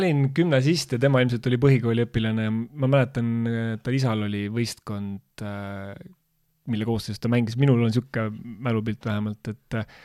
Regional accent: Tartu, Tartu County, Estonia; Tartu, tartlasena

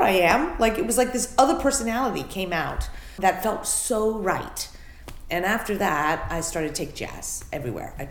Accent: New York City, New York, United States; I was born in New York City. Raised in New York City.

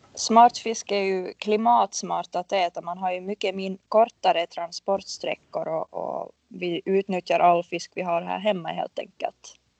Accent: Finland; jag är en finlandssvensk marknadsförare

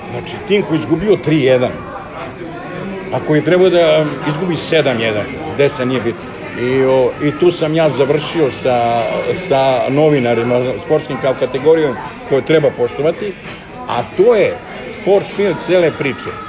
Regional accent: Belgrade, Serbia; born there; zapravo sam rođen u Beogradu

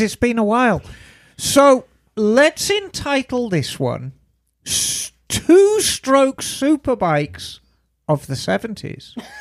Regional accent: England, United Kingdom; an English woman

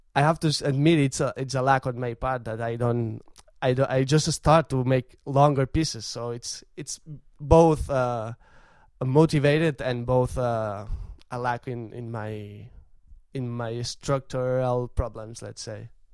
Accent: Vic, Catalonia, Spain; I'm from Vic, and that's my tradition.

